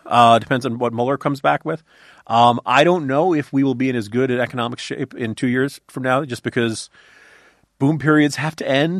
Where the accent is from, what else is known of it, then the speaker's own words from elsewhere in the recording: Virginia, United States; My home state of Virginia